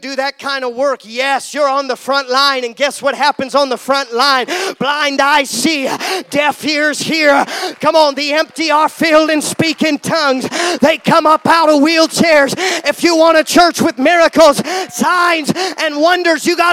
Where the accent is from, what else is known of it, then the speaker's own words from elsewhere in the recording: Seattle, Washington, United States; I come from Seattle